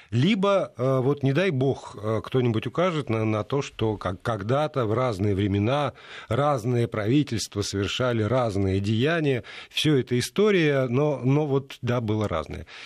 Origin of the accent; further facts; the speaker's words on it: Minsk, Belarus; А, я из Минска, у нас это отмечают официально тоже.